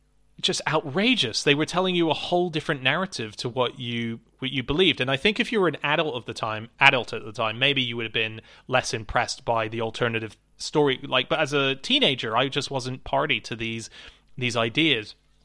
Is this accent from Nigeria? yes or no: no; Avalon, New South Wales, Australia; I grew up in Australia. The main bit of my growing up there was in a place called Avalon.